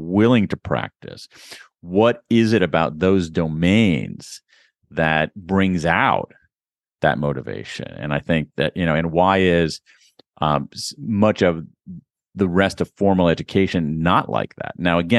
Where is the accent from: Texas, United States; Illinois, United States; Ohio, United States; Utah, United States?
Ohio, United States; I grew up in Central Ohio, which has a very, very good library system, particularly when I was growing up.